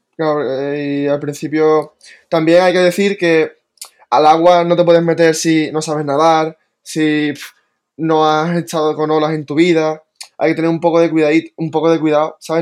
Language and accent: Spanish; Tarifa, Andalusia, Spain; nací aquí en Tarifa y siempre he vivido aquí